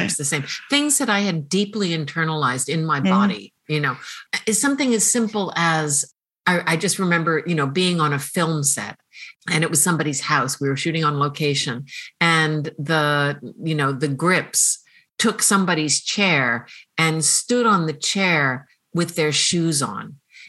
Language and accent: English; United States; oh, I'm actually an American